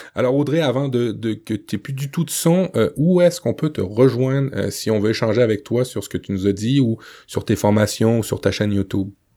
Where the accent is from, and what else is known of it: Le Havre, Normandy, France; born or raised there